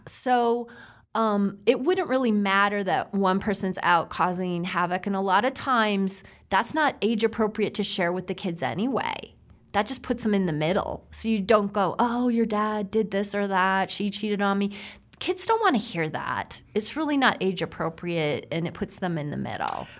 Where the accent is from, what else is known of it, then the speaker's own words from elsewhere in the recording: South Dakota, United States; I grew up in South Dakota